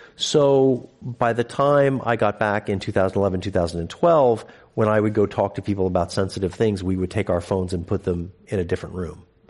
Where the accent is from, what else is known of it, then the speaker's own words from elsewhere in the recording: United States; moved away as an adult; also born or lived in China; now in United Kingdom; an American reporter in the U K